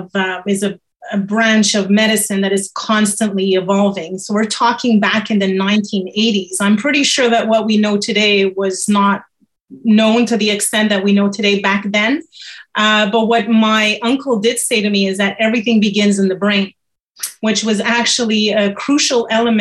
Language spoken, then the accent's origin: English; Montreal, Quebec, Canada; also born or lived in France; I'm born in Montreal, Canada. I actually have both nationalities. I'm French from France